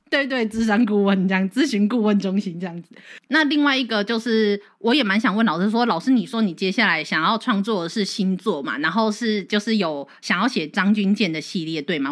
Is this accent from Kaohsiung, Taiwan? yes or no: yes; Kaohsiung, Taiwan; 我是一个高雄人